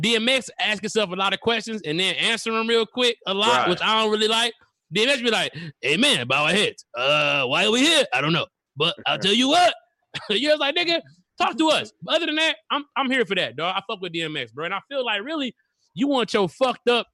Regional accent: Detroit, Michigan, United States; I'm from Detroit

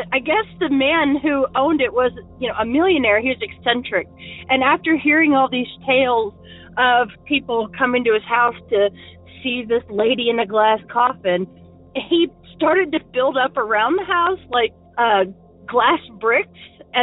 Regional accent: Indianapolis, Indiana, United States; I'm from Indianapolis

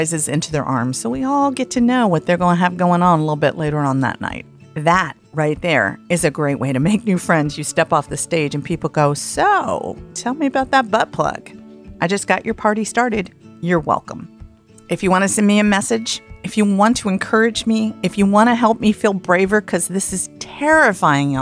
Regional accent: Atlanta, the South, United States; moved away as an adult; now in San Francisco, United States; I am a Southerner

